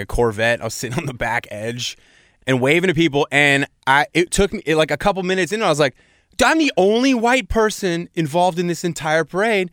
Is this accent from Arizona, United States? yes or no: no; Seattle, Washington, United States; moved away; I grew up in Seattle, and Seattle is a very white place.